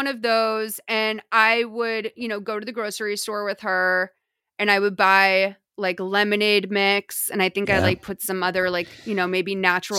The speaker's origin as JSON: {"language": "English", "region": "New England", "country": "United States", "tie": "born or raised there", "said": "It's a really, really beautiful like feature of growing up in New England."}